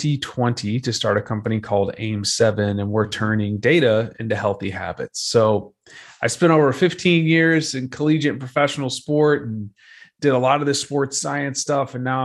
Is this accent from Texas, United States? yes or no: yes; Dallas, Texas, United States; So I grew up in Dallas, Texas. I played football at Texas A&M a number of years ago